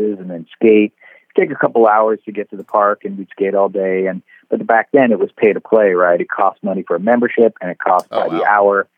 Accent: San Francisco, California, United States; growing up in San Francisco, you know, it's nothing but hills, and we lived on a hill when I got my first board

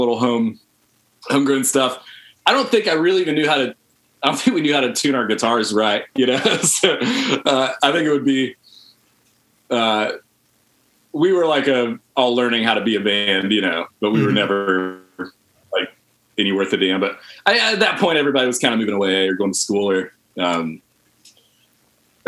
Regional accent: Hartsville, South Carolina, United States; moved away as an adult; also born or lived in Columbia, South Carolina; now in Charlotte, United States; I'm from Hartsville, South Carolina, originally.

